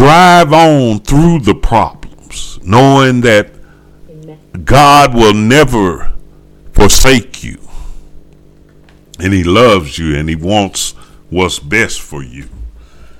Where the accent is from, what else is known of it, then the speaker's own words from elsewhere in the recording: the South, United States; I'm from the South, and, you know, they, yeah, they say we talk slow